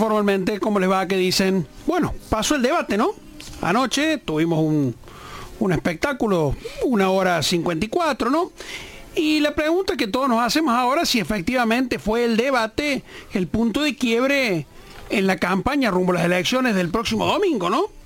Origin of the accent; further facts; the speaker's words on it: Argentina; nos espera como argentino